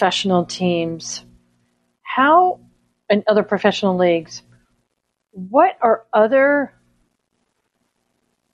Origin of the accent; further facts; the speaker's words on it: Dallas, Texas, United States; I grew up in Dallas